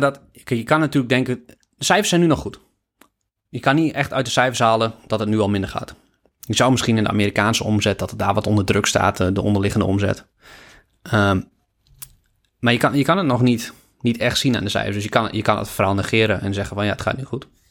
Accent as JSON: {"language": "Dutch", "country": "Netherlands", "said": "als Nederlander"}